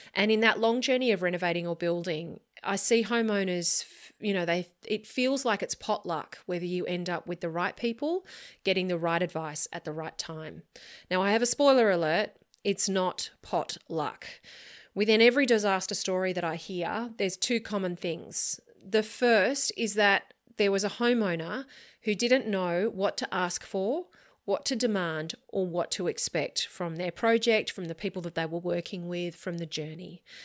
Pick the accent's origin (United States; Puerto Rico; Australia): Australia; As an Australian architect working on Australian homes